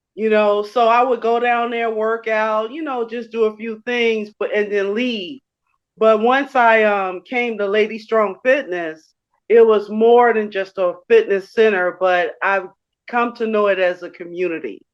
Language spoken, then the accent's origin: English; Chicago, Illinois, United States; I grew up in Chicago on the west side of Chicago.